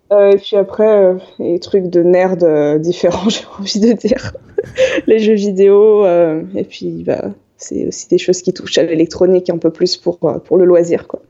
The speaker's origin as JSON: {"language": "French", "area": "Yvelines", "region": "Île-de-France", "country": "France", "tie": "born or raised there", "also_born_or_lived": "Paris", "moved": "as an adult", "lives_now": "Toulouse, France", "said": "je suis d'Île-de-France. Donc euh, j'ai grandi dans les, dans les Yvelines, donc j'ai vécu pendant 18 ans."}